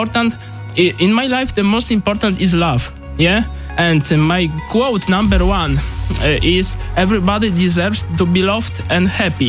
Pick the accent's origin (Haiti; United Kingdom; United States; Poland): Poland; I come from Poland.